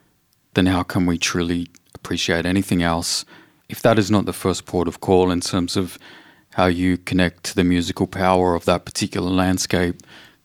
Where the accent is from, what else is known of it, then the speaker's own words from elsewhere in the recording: Victoria, Australia; I'm a Yorta Yorta man. I grew up on Yorta Yorta country in a very beautiful, small, red gum surrounded town by the beautiful waters of Kayla, the township by the name of Marupano and Clitheroe clan country on Yorta Yorta country.